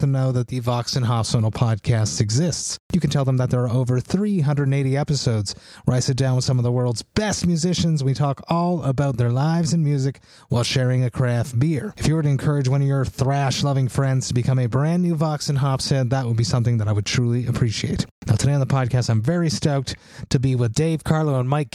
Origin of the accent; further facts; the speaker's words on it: Montreal, Quebec, Canada; Being Canadian, being from Montreal, you always respect your elders